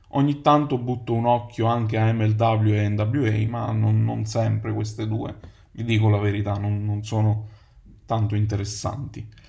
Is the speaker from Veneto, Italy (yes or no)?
no; Naples, Campania, Italy; moved away as an adult; also born or lived in United Kingdom; now in Rome, Italy; Ho 32 anni, vengo da Napoli